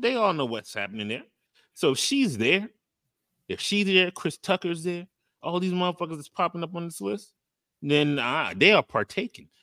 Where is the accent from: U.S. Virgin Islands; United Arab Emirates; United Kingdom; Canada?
U.S. Virgin Islands; I am from the Virgin Islands